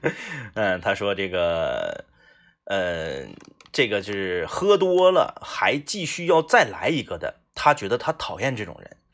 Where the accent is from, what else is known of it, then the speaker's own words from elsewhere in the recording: Liaoning, China; moved away; 我们辽宁老家